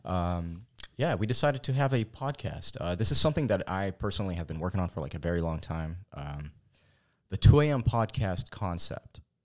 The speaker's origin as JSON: {"language": "English", "town": "Fountain Valley", "region": "California", "country": "United States", "tie": "born or raised there", "also_born_or_lived": "Corona, California", "said": "born in Fountain Valley, California, actually. Um, we reside in Corona, California"}